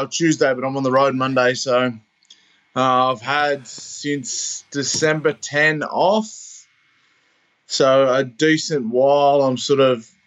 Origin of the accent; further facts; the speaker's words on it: Wagga Wagga, New South Wales, Australia; moved away as an adult; also born or lived in Cowra / Sydney; now in Dubbo, Australia; I was born in Cowra, which is 2.5 hours down the road, but I grew up in Wagga, which is another 2.5 hours further on